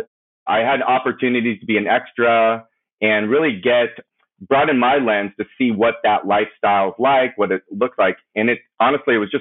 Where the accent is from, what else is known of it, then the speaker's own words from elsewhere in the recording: Simi Valley, California, United States; I grew up in Ventura County, specifically Simi Valley